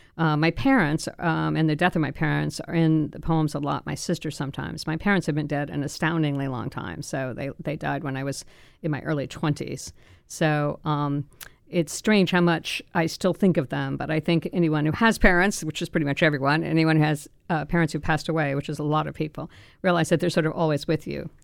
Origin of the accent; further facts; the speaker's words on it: Florida, United States; also born or lived in France; I'd grown up in Florida and never taken Spanish, I was born in France